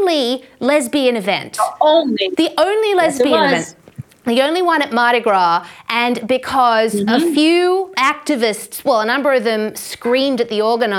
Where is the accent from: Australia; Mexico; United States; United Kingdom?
Australia; as an Australian